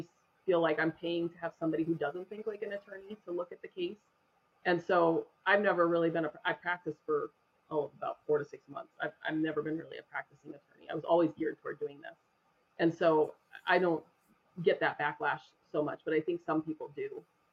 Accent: Denver, Colorado, United States; also born or lived in Littleton, Colorado; I grew up in Denver, in Colorado.

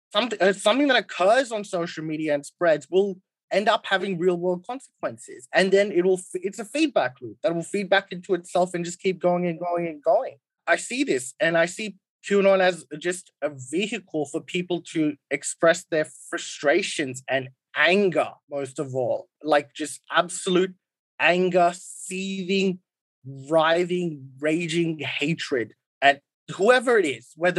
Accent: India; Like, I'm Indian. I'm Hindu. India is one of the only oldest civilizations in the world

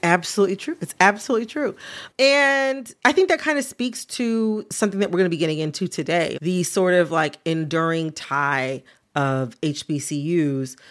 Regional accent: Michigan, United States; moved away; identifying as a Midwesterner, as a person from mm. Michigan

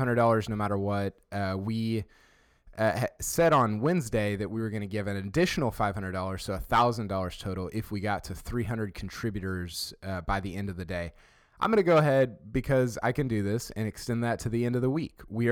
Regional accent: Houston, Texas, United States; I'm from Houston

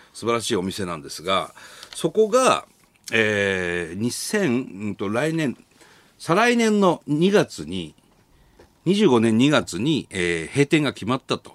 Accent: Sendai, Miyagi, Japan; moved away as an adult; now in Tokyo, Japan; 僕らが、まあ、仙台から上京して

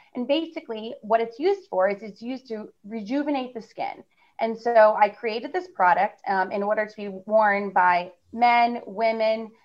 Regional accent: New York City, New York, United States; I'm from New York, my family's from New York

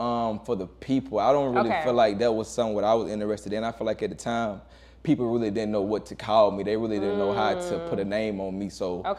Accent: Macon, Georgia, United States; also born or lived in Warner Robins, Georgia / Hawkinsville, Georgia / Perry, Georgia; Man, I grew up, man, what we trying to talk about? Macon, Georgia, you know what I'm saying? Macon, Georgia, down south

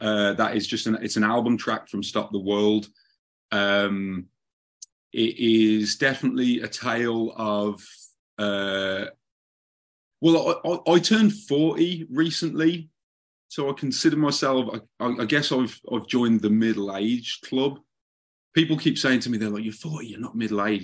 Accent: Birmingham, West Midlands, United Kingdom; moved away as an adult; also born or lived in Southern California; now in Los Angeles, United States; I was from the second city to London, which is Birmingham, England. I was born in a town just on the edge of Birmingham. And that's where I spent my youth.

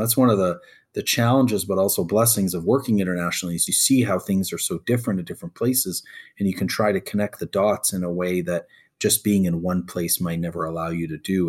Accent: Canada; born or raised there; also born or lived in Egypt (parents); now in United States

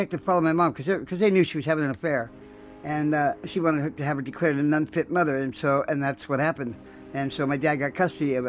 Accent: El Cajon, California, United States; also born or lived in La Mesa, California; I was born in La Mesa, California

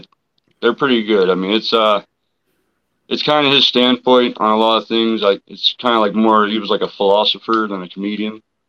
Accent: Pittsburgh, Pennsylvania, United States; Hi, how you doing? … from Pittsburgh, PA.

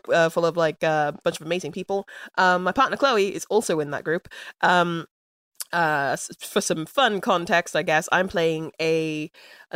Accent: London, United Kingdom; I'm from London. This is not a London accent.

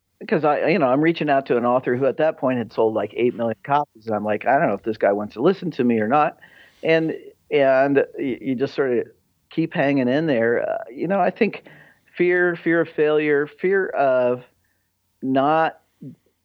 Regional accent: United States; I grew up outside of Kansas City and, you know, Midwestern

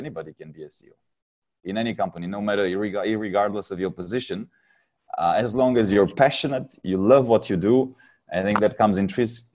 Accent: Romania; moved away as an adult; now in Singapore; I'm originally from Romania

